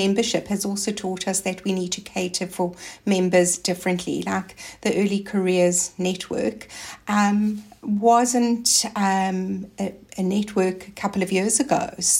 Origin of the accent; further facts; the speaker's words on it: South Africa; now in Australia; I came from South Africa. So I actually came to Australia and I didn't know anybody else.